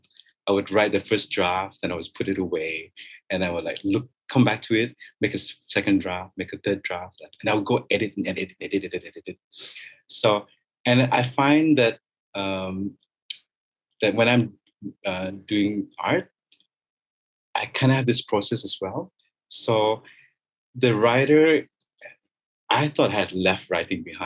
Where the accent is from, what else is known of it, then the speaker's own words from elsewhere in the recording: Kota Kinabalu, Sabah, Malaysia; also born or lived in Kuala Lumpur, Malaysia; now in Kota Kinabalu, Malaysia; I cannot deny the fact that I'm Sabahan. I cannot deny my roots.